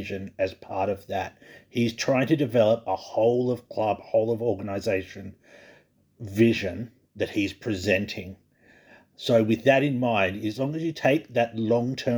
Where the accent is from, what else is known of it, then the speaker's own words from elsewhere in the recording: Australia; as an Australian